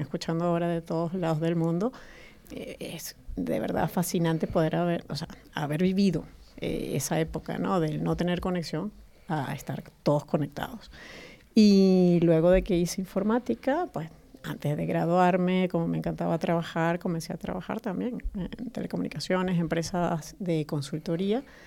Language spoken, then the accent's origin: Spanish; Caracas, Capital District, Venezuela; moved away as an adult; now in Spain; nací en Venezuela, Caracas, pero ya tengo más de 11 años en España